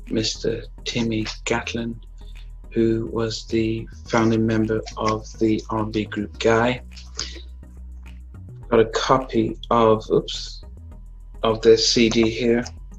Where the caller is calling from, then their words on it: England, United Kingdom; Overseas, I'm in England.